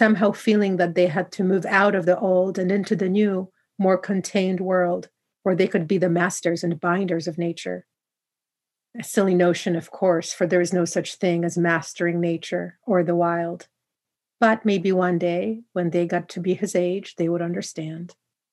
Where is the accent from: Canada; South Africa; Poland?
Poland; where I come from Poland